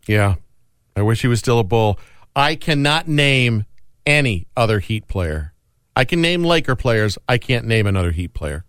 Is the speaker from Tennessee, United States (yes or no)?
no; Stevensville, Michigan, United States; We were at a sports bar Friday night in my hometown called Coach's.